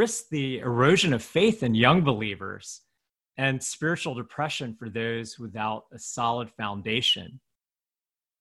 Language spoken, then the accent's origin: English; United States; an American-born Chinese pastor